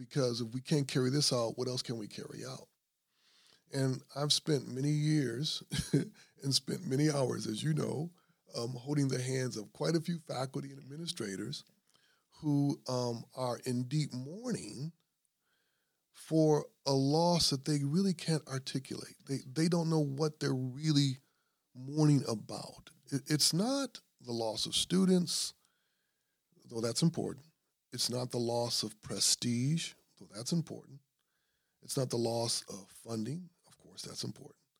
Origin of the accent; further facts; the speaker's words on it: Grand Rapids, Michigan, United States; I'm from Grand Rapids